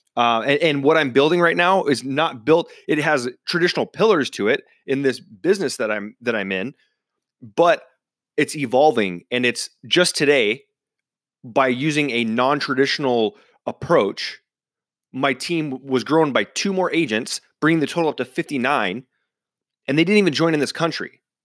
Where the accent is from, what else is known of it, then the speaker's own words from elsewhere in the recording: central Washington, United States; my hometown in, uh, central Washington